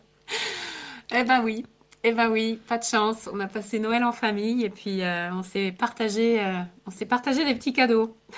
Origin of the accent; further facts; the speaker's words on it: France; moved away as an adult; also born or lived in England / Italy; je suis née en France, j'ai passé pas mal de temps à l'étranger, en Angleterre, en Italie